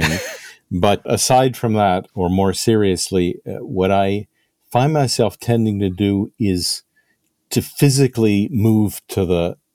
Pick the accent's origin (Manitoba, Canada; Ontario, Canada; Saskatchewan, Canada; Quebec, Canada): Quebec, Canada; Montreal; moved away as an adult; also born or lived in London; Well, I grew up in Montreal.